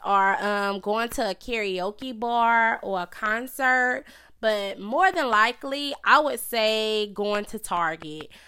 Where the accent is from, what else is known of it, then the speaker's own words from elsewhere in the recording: Charlotte, North Carolina, United States; I was born and raised in Charlotte, North Carolina